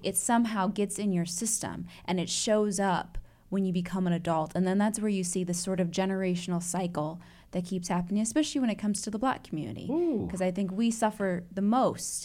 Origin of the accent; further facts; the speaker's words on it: Chicago, Illinois, United States; also born or lived in Atlanta, Georgia / Evanston, Illinois; now in Indianapolis, United States; I was born and bred in Chicago. Shout out to Chi Town